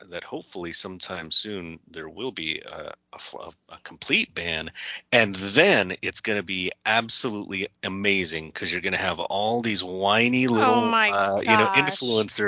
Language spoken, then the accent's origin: English; California, United States; moved away as an adult; also born or lived in New York; I was very poor when I was raised in California